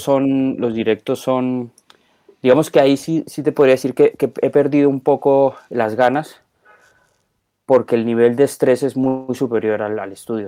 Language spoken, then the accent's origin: Spanish; Colombia; moved away as an adult; now in Spain; yo nací en Colombia, eh, he vivido ya 25 años en España